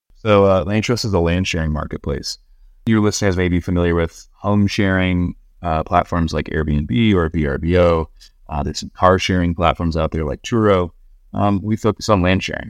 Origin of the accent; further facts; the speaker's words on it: Southern California, United States; moved away as an adult; also born or lived in Laguna Beach, California / Boston; I grew up in Southern California, uh, surfing, fishing, spear fishing, hunting.